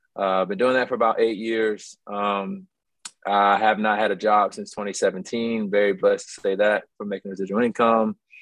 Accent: Mobile, Alabama, United States; also born or lived in Baltimore, Maryland; I'm actually from Mobile, but I was born in Baltimore.

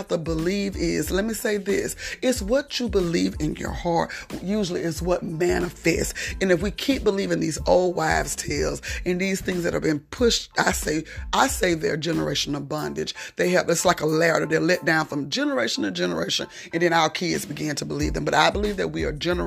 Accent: South Georgia, United States; I'm from South Georgia and it's getting cold and we don't really like cold weather here

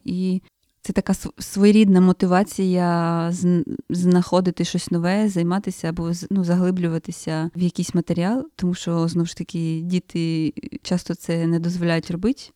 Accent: Chernihiv Oblast, Ukraine; я з Чернігівської, е, з Чернігівської області

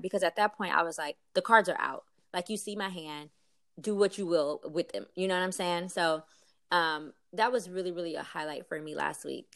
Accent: East St. Louis, Illinois, United States; I was actually born and raised in East Saint Louis, Illinois

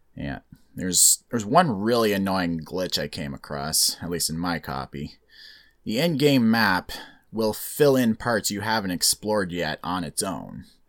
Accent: Canada; being born and raised in Canada, so I get to stay

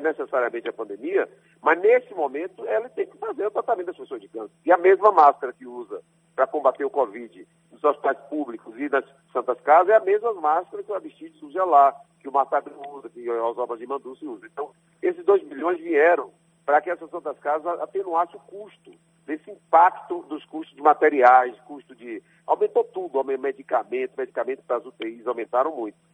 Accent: Salvador, Bahia, Brazil; also born or lived in Jequié; Eu nasci em Salvador, sou filho do ex-prefeito de Salvador

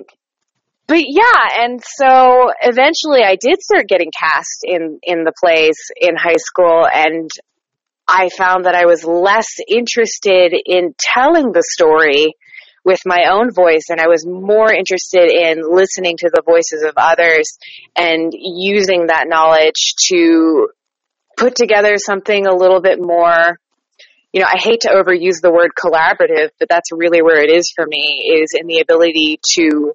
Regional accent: Panama City, Florida, United States; I am from the Florida Panhandle, Panama City, Florida

